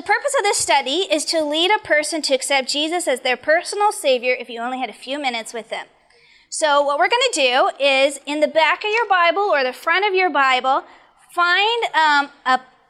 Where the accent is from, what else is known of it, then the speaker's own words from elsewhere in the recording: Arizona, United States; I grew up in Arizona